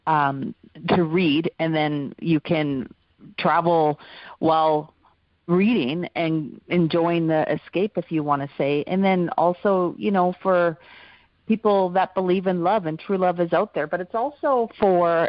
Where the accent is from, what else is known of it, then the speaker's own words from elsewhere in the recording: Alberta, Canada; I grew up in Alberta in Canada